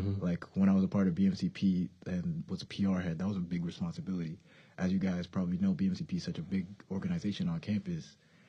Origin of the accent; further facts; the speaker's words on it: Lowell, Massachusetts, United States; coming from my hometown of Lowell, like, it's pretty diverse.